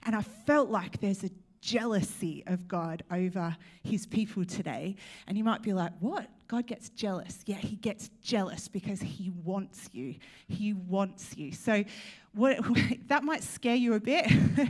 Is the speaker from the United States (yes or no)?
no; Australia; now in United Kingdom; I'm trying to embrace my Australian. I was recently told, by the way, I am from Australia.